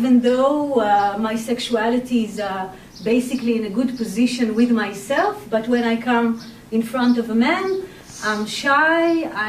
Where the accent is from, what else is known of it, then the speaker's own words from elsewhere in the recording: Israel; I was born and raised in Israel